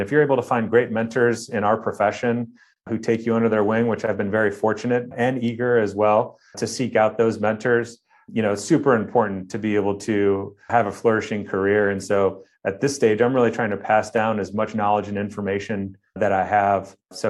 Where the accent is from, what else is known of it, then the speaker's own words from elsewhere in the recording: Midwest, United States; growing up in the Midwest, obviously the colder months I was inside, exploring and creating.